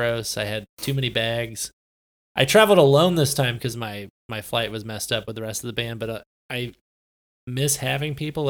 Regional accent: Southern California, United States; I'm from Southern California.

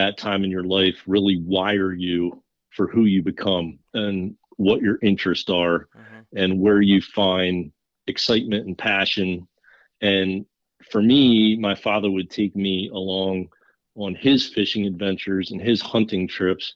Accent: Lancaster County, Pennsylvania, United States; also born or lived in Florida / Virginia; I am originally from Lancaster County, Pennsylvania. I spent most of my life in Pennsylvania. I did spend a stint in Florida and Virginia when I was young, but most of my time has been spent here in Pennsylvania.

